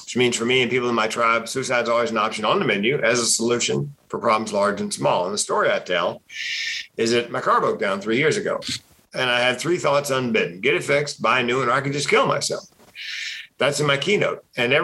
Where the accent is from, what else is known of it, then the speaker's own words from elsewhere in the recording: Raleigh, North Carolina, United States; Raleigh, North Carolina.